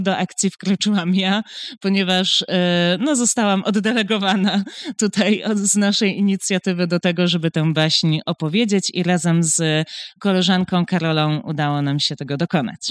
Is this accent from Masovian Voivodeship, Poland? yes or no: no; Poznań, Greater Poland, Poland; w Poznaniu jestem poznanianką